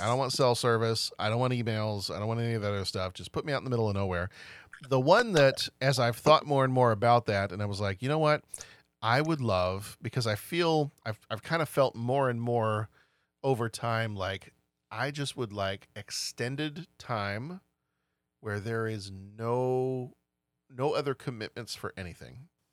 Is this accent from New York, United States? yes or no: no; Texas, United States; growing up in Texas